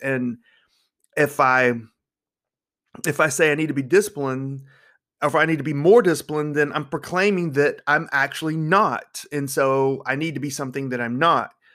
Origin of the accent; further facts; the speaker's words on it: North Carolina, United States; I'm from North Carolina